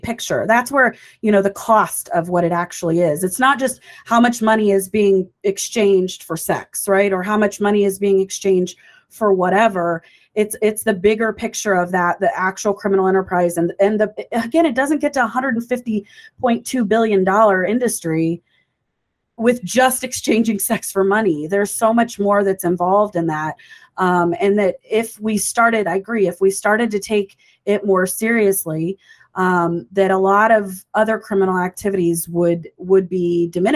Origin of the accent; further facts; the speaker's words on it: United States; as Americans